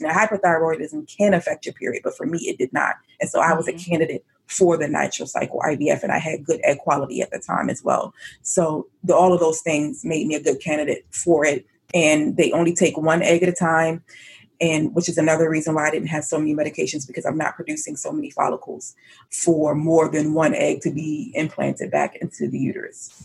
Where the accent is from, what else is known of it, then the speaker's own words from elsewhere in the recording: Elkridge, Maryland, United States; I grew up in a town called Howard County. Actually, it's called Elk Ridge, but it's in Howard County, Maryland.